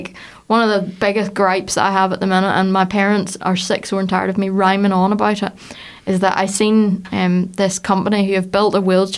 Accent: Larne, Northern Ireland, United Kingdom; I'm a woman from Larne

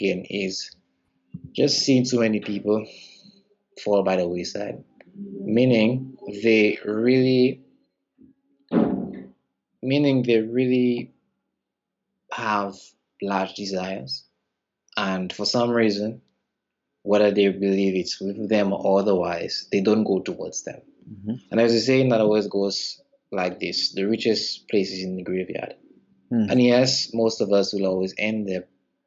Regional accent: St. Lucia; I'm from the Caribbean island of St. Lucia

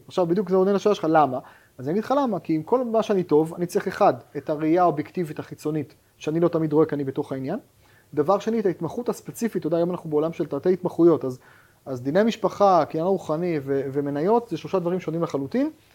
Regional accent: Haifa, Haifa District, Israel; אני חיפאי במקור

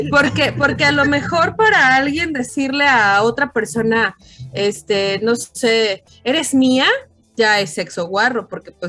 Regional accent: Mexico City, Mexico; soy Chilango, soy...

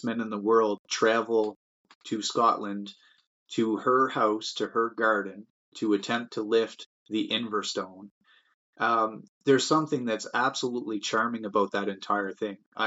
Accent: Canada; make a living in my own hometown. I love it here. I was born and raised here, and I have no plans on going anywhere

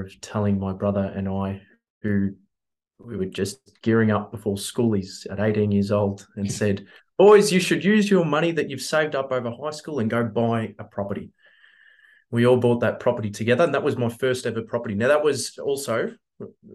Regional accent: Melbourne, Victoria, Australia; we grew up in Coburg, we bought in Brunswick, the neighboring suburb

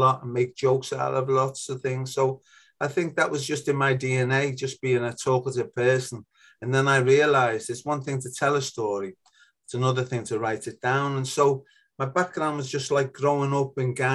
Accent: Liverpool, North West England, United Kingdom; accent: Scouse; also born or lived in Speke, Liverpool / Germany; you can probably tell from my accent that I come from a beautiful little leafy fishing village originally in Liverpool called Toxteth

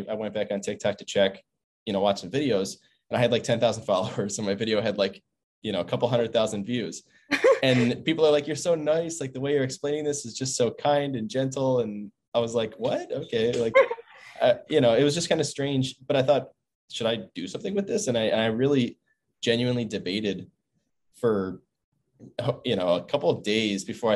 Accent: Buffalo, New York, United States; now in Stanford, United States; I'm from Buffalo, New York, East Coast.

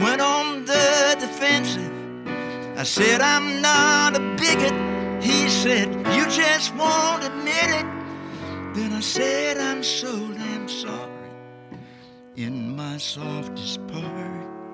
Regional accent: the South, United States; being a Southerner

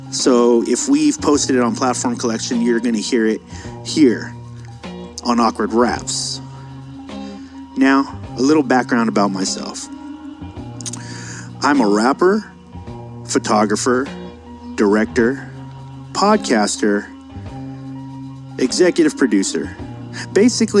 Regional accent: San Diego, California, United States; I'm from San Diego.

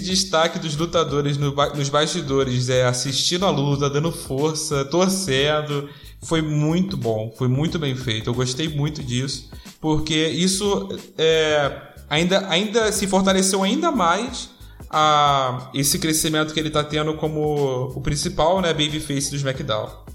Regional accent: Rio de Janeiro, Brazil; eu sou do Rio de Janeiro

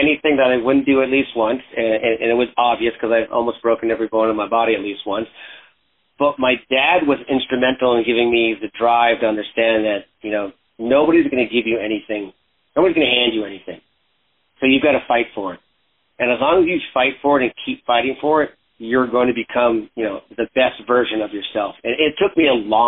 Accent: Canada; moved away; I was originally from Canada. I was a freestyle skier back then

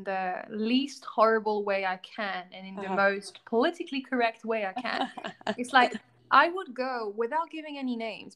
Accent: Newmarket, East of England, United Kingdom; I was born in Newmarket, racehorse capital, and my dad is a racehorse trainer

